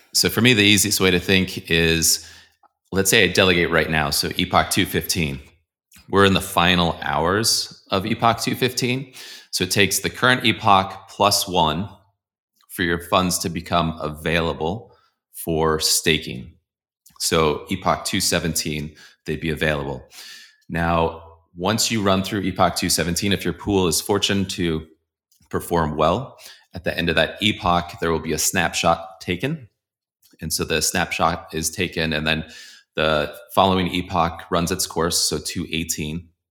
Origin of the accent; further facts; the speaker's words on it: Colorado, United States; also born or lived in Boulder, Colorado; I'm from Colorado. I'm in Boulder, Colorado